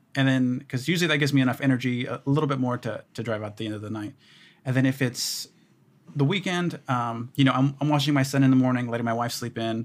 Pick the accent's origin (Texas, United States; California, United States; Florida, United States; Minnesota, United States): Texas, United States; Houston; I grew up in Houston.